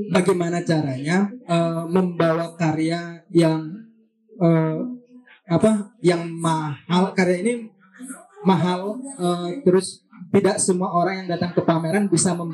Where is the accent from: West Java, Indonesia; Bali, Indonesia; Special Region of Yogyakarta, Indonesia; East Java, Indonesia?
Bali, Indonesia; bahwa kita orang Bali itu mempunyai masalah yang sama dengan orang luar.